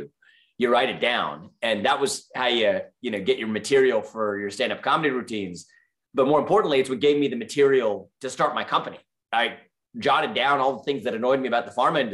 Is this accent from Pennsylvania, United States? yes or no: no; Cincinnati, Ohio, United States; moved away; also born or lived in New York; I was born and raised in Cincinnati, Ohio, as the kid of immigrants